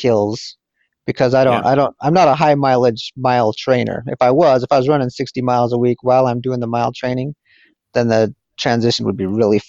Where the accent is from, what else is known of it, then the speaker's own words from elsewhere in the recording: Wyoming, United States; I grew up in Wyoming and didn't really have coaches